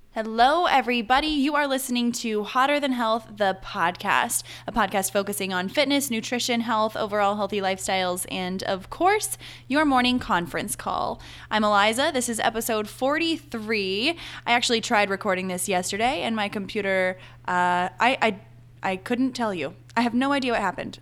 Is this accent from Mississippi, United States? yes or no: no; Charlotte, North Carolina, United States; also born or lived in Arizona / Boone, North Carolina; now in Charleston, United States; I'm from Charlotte, North Carolina.